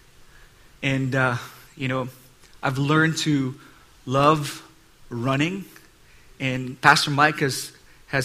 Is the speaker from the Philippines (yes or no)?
yes; Philippines; moved away as an adult; now in United States; I'm Asian. I came from the Philippines, and that was about 20 years ago